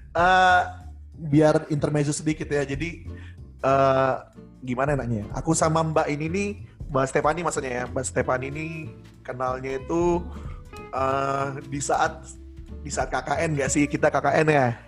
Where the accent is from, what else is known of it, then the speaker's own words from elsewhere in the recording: Samarinda, East Kalimantan, Indonesia; moved away; satu SMA juga kan di di Samarinda